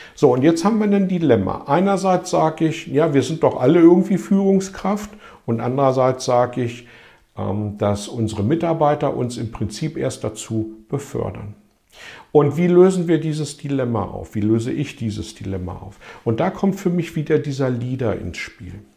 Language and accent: German; Hanover, Lower Saxony, Germany; in meiner Heimatstadt Hannover